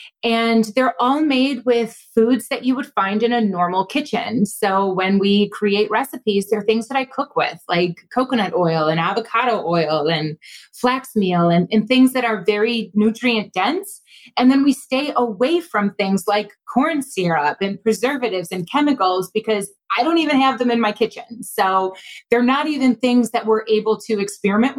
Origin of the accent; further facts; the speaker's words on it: Buffalo, New York, United States; now in Rochester, United States; I grew up in Buffalo